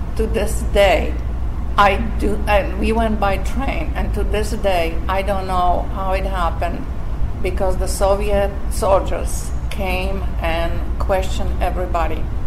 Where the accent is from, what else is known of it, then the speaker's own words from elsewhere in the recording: Slovakia; English is a second language; moved away as an adult; also born or lived in Montreal, Canada; now in United States; from a little Slovak country